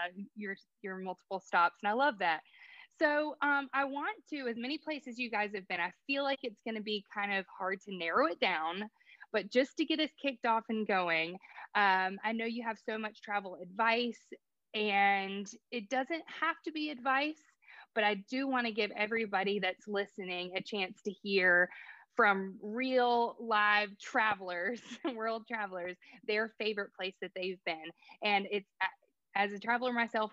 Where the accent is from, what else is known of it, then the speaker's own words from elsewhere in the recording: United States; as an American